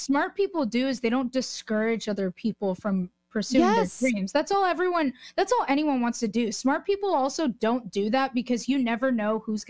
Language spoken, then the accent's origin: English; California, United States; growing up in California, being able to start accomplishing my dreams in the state that I grew up in and that I love so much.